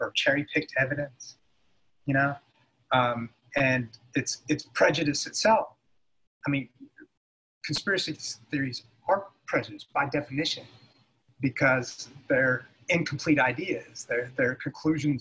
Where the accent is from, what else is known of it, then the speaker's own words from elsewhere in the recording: United States; being an American